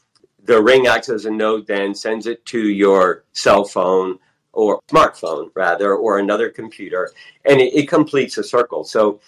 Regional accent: Nevada, United States; born there; You know, I was born on Nellis Air Force Base, you know, Area 51 in 1957

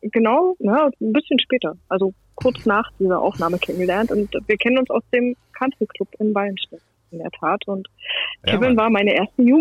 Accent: Saxony-Anhalt, Germany; Ich komme ursprünglich aus dem Harz in der Nähe bei Quedlinburg.

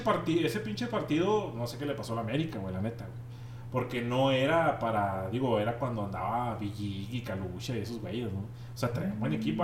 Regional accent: Monterrey, Nuevo León, Mexico; now in Ojinaga, Mexico; yo soy de Monterrey

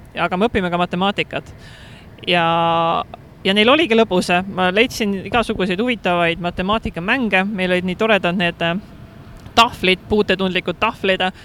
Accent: Estonia; moved away as an adult; now in Hong Kong; ma olen Eestist

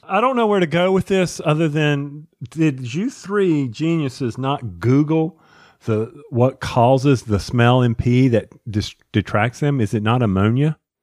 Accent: Charlotte, North Carolina, United States; I grew up in Charlotte

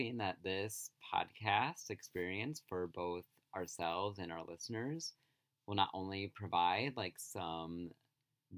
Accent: rural Illinois, United States; moved away; I'm from rural Illinois. You feel like you have many hometowns when you live in the sticks.

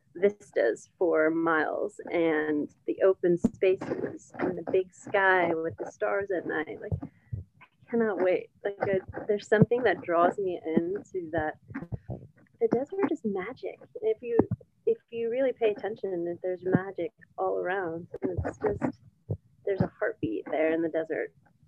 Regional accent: Northeast, United States; I know a lot of people complain about the desert, but where I'm from the Northeast.

